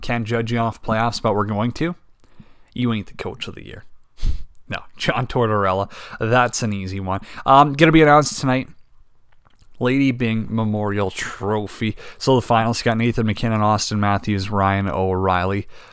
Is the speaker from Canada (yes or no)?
yes; Canada; we're Canadian